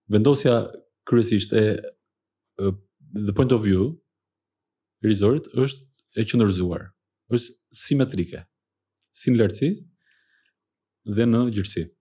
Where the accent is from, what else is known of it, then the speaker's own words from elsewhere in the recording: Athens, Attica, Greece; jam rritur në Athin, aty e kam kryer, dhe studimet e mesme dhe të larta